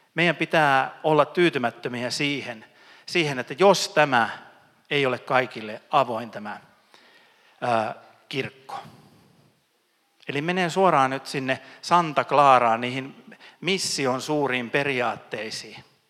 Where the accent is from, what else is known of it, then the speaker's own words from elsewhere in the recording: Ostrobothnia, Finland; Mä oon pohjalainen